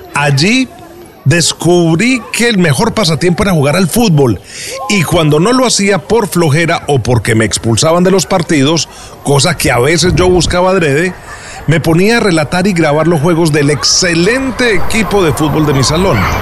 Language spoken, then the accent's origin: Spanish; Medellín, Antioquia, Colombia; Nací en Medellín, Colombia, en un hogar donde nadie se había dedicado a las comunicaciones.